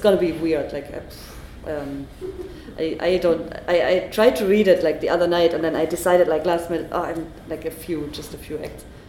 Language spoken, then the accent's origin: English; Germany; English is a second language